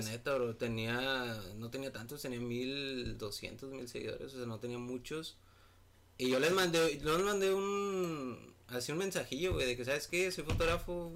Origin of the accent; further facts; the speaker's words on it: Monterrey, Nuevo León, Mexico; soy aquí de Monterrey, Nuevo León.